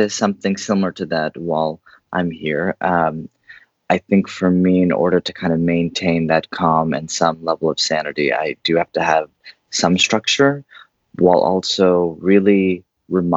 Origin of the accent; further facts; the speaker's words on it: East Bay, San Francisco Bay Area, California, United States; now in New York City, United States; I grew up in the Bay Area, East Bay specifically